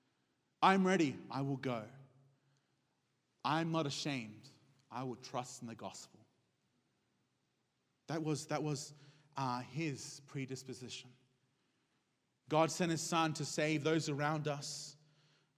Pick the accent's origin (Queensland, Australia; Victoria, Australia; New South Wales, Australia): New South Wales, Australia; Sydney; I was raised in an Hispanic home, but I was raised in Sydney, Australia